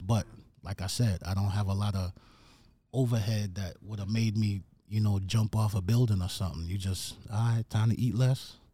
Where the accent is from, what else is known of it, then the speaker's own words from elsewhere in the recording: New York City, New York, United States; moved away as an adult; also born or lived in Jamaica; now in Atlanta, United States; I came to the Bronx when I was nine. I lived in the Bronx till I went off to college